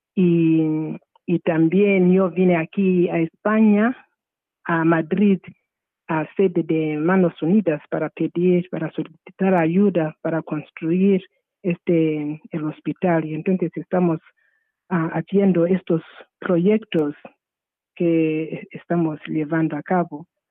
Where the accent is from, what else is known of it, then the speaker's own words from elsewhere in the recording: Zimbabwe; Spanish is a second language; moved away as an adult; also born or lived in United States / Italy / Spain; now in Burgos, Spain; yo nací en Zimbabue, en una poblado, un, poblado que se llama Kamatizi